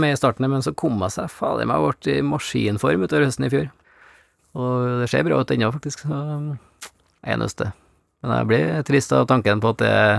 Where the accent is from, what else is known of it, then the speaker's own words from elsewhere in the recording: Norway; jeg er jo fra Bygde-Norge